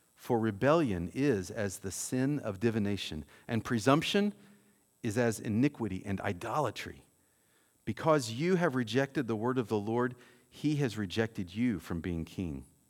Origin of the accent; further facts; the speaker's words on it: Mount Vernon, United States; also born or lived in Cape Girardeau, Missouri; I grew up here in Mount Vernon